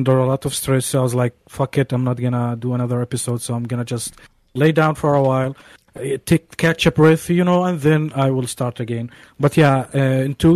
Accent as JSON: {"language": "English", "country": "Jordan", "second_language": "English", "moved": "as an adult", "lives_now": "Belgium", "said": "I'm from Jordan in the Middle East"}